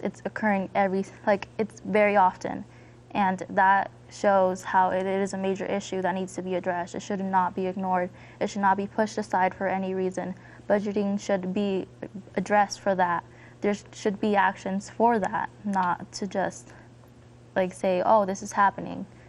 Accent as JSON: {"language": "English", "town": "Denver", "region": "Colorado", "country": "United States", "said": "I'm 14 years old. I'm from Southwest Denver."}